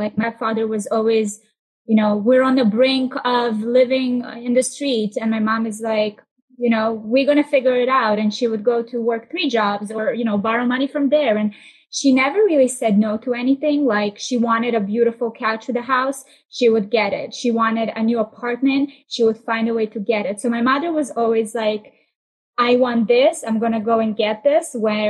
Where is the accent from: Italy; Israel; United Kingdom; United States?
Israel; So I grew up in Israel. We moved to Tel Aviv, and we just started moving around every year.